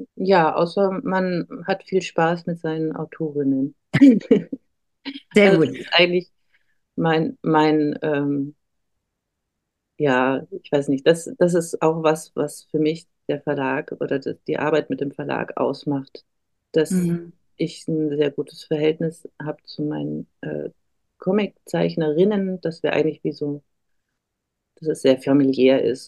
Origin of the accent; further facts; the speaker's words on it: Erlangen, Bavaria, Germany; moved away as an adult; also born or lived in Nuremberg; now in Berlin, Germany; ich bin in Erlangen geboren